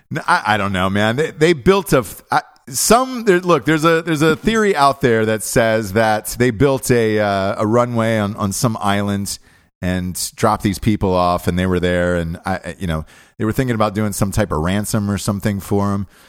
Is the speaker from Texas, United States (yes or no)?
no; Georgia, United States; we grew up in Georgia.